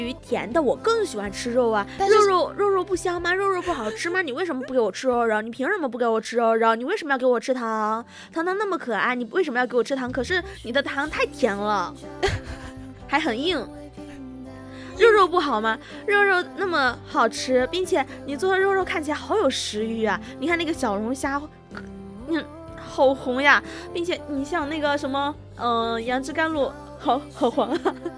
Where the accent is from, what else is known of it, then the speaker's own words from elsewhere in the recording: Sichuan, China; accent: Sichuanese; first language Sichuanese; 用我们自己的家乡话，但是我家乡话吧，就可能是虽然同处四川